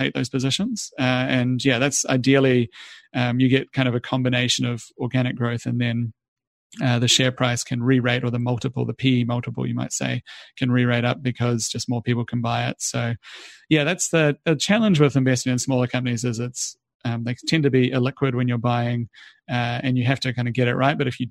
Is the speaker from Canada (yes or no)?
no; New Zealand; moved away; I'm a Kiwi originally